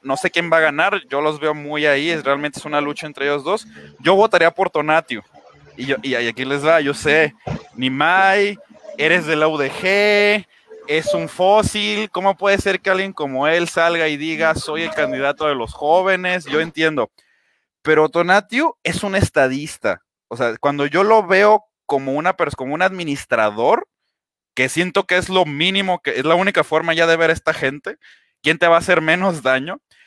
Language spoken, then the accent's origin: Spanish; Guadalajara, Jalisco, Mexico; yo soy de Guadalajara, vivo en, el municipio de Guadalajara